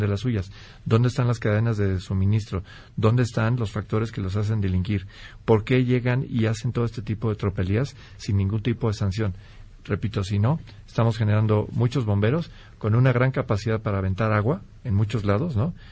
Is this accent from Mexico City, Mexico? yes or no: no; Guanajuato, Mexico; soy oriundo de Guanajuato